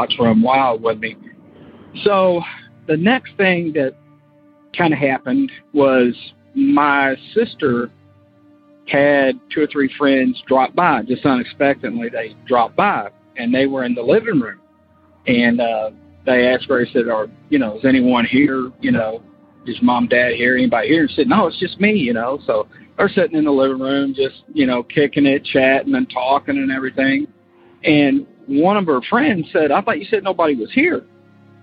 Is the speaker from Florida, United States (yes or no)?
yes; Florida, United States; born or raised there; now in Kentucky, United States